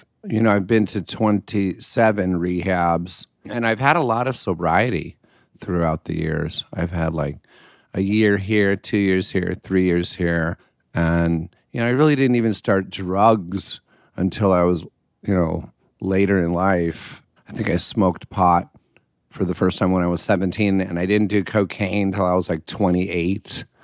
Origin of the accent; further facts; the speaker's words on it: Connecticut, United States; also born or lived in Pennsylvania / Illinois; Connecticut, Pennsylvania, Illinois, just like the Midwest. And we were always by acres of woods